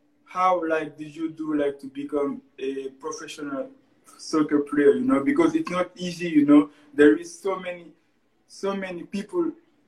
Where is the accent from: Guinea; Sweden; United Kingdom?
Guinea; moved away; also born or lived in Montreal, Canada; I come from Guinea-Conakry.